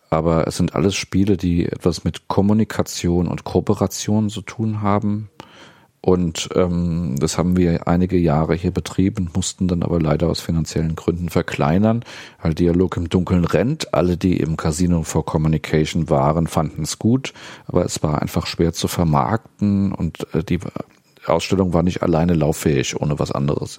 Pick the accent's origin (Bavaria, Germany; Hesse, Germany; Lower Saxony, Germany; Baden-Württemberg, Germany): Hesse, Germany; Dieburg; moved away as an adult; also born or lived in Friedberg / Marburg / Kassel; geboren bin ich in Dieburg, da wohne ich auch jetzt wieder nach äh, längerer Pause. Ähm, hab zunächst damals die Schule für Blinde in Friedberg besucht.